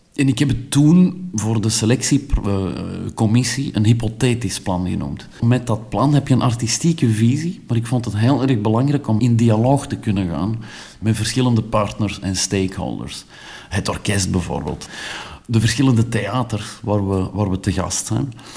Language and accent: Dutch; Belgium; als Belg